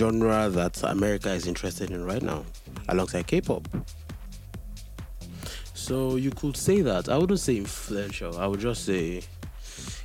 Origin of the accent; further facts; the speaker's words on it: Nigeria; I'm Nigerian